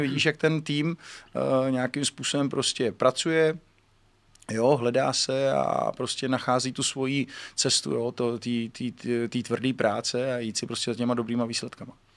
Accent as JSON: {"language": "Czech", "country": "Czechia", "said": "my Češi"}